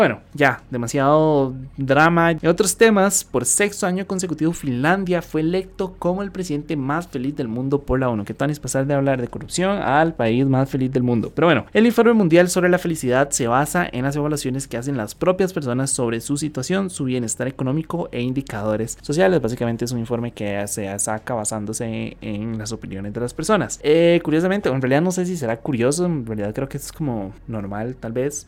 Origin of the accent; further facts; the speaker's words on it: Costa Rica; los ticos